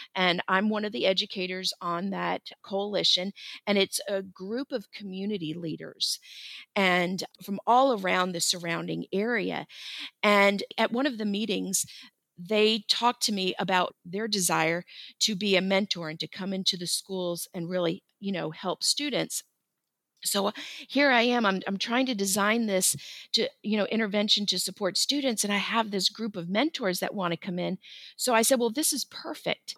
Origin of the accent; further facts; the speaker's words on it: Florida, United States; now in Kennesaw, United States; I grew up in Florida